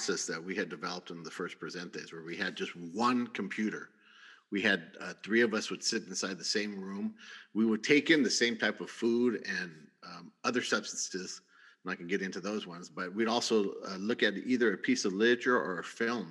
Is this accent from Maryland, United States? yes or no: no; San Bernardino, California, United States; since I was a Chicano from San Bernardino